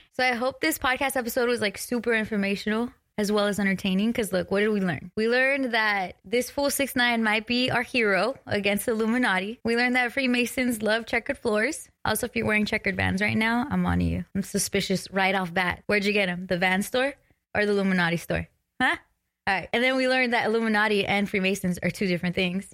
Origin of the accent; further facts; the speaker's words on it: West Coast, United States; I'm from the West Coast